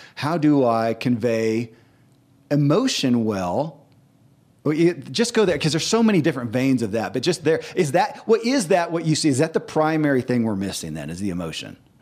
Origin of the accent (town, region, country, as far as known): Kentucky, United States; born or raised there